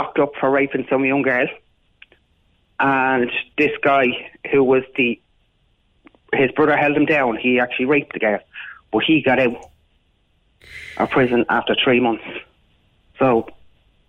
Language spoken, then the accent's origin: English; Dublin, Leinster, Ireland; I'm from Coolock. I was born and raised in Coolock.